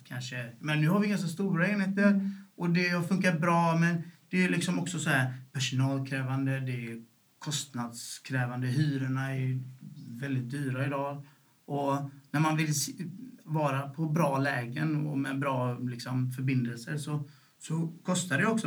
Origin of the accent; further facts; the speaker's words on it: Gothenburg, Västra Götaland, Sweden; also born or lived in Sävedalen; först växte vi upp i Bergsjön liksom. Och, eh, och när, vi var, när jag var åtta år så flyttade vi därifrån